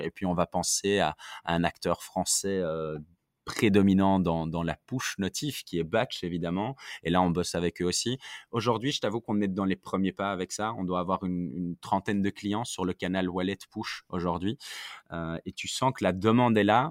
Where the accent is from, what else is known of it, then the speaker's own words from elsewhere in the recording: Belgium; je suis belge, en Belgique